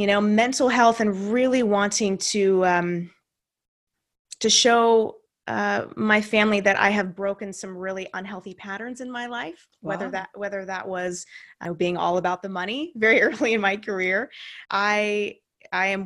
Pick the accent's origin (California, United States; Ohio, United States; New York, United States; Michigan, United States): California, United States; Santa Cruz; also born or lived in Santa Rosa; my hometown of Santa Cruz, where I reconnected with my high school sweetheart